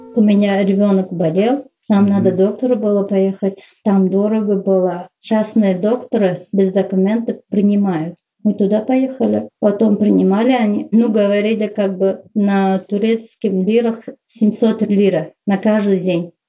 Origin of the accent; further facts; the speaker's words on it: Uzbekistan; moved away as an adult; also born or lived in Saint Petersburg, Russia; я узбечка, я узбе- в Узбекистане живу